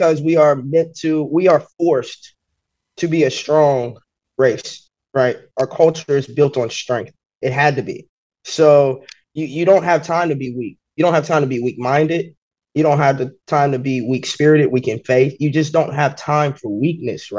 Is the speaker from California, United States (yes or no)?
no; West Virginia, United States; As a black female, I'm born and raised in West Virginia